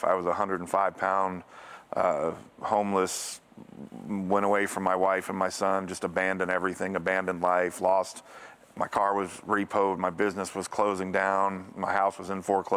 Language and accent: English; Connecticut, United States; moved away; also born or lived in Bible Belt; I grew up in Northeast, we're in Connecticut, up in the Northeast, we're in New England